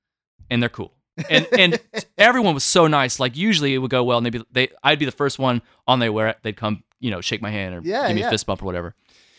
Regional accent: the South, United States; I had thankfully gone through things like this growing up in the South.

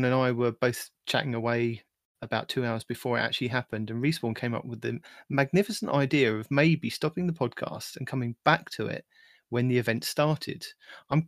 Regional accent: United Kingdom; I'm the British guy

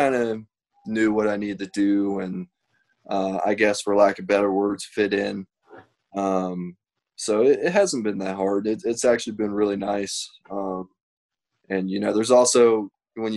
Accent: North Carolina, United States; this is honestly the first spring that I've actually seen in 10 years in North Carolina

